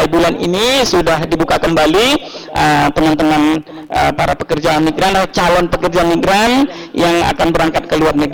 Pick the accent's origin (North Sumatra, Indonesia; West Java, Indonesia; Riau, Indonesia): North Sumatra, Indonesia; Medan; ini karena di kota Medan ya, saya juga putra Medan.